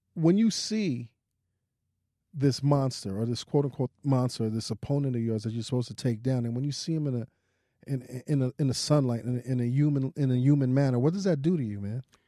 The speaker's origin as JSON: {"language": "English", "town": "New York City", "region": "New York", "country": "United States", "tie": "born or raised there", "said": "I'm from Brooklyn"}